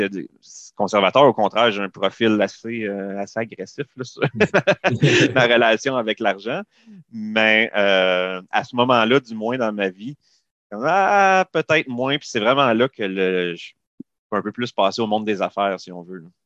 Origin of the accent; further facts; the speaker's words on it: Saint-Hyacinthe, Quebec, Canada; je suis, je viens de Saint-Hyacinthe